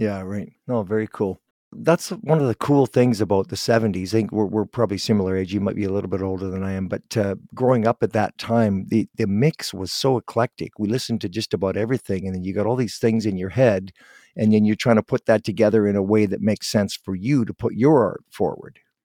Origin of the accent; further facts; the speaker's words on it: Guelph, Ontario, Canada; now in Vancouver, Canada; I'm from Ontario originally, from Guelph